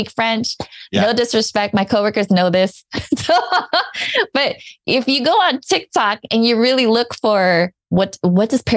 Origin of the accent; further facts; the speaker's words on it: Philippines; I'm Filipino